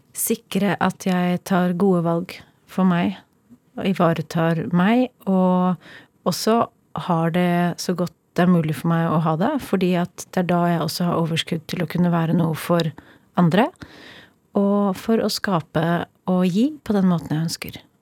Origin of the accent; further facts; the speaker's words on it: Kolbotn, Akershus, Norway; Jeg har vokst opp på Kolbotn. Eh, et lite, men veldig fint sted utenfor Oslo.